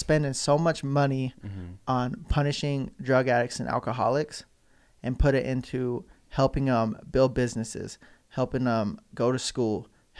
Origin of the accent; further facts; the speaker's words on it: Salt Lake City, Utah, United States; I was born here in Salt Lake, here in the 801, at the University of Utah, actually.